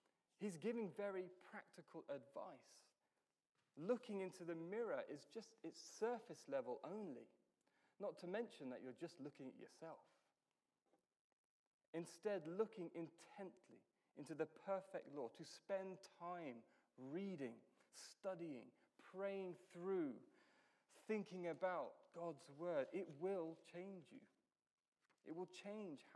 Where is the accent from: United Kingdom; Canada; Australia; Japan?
United Kingdom; I'm British